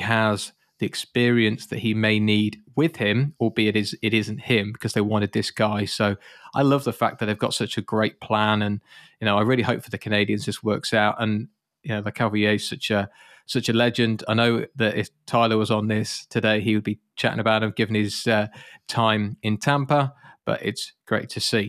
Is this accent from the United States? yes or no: no; United Kingdom; moved away; I'm British